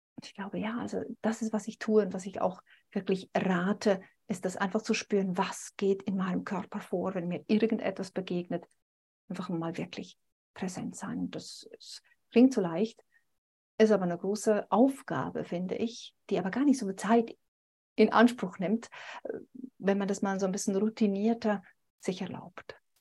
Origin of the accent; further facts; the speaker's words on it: Switzerland; mich als Schweizerin, ne, dass es manchmal für uns Schweizer schwierig ist